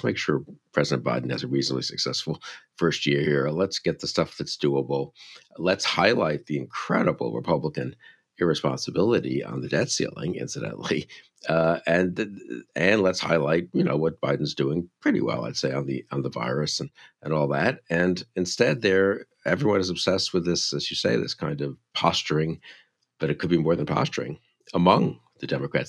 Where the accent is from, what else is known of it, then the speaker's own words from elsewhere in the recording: New York City, New York, United States; I grew up in New York City. We didn't even know what cars were, really, just subways, you know.